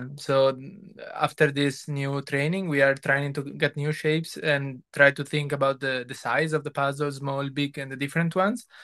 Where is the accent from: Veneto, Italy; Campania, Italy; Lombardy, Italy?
Veneto, Italy; Venice; I was born in Venice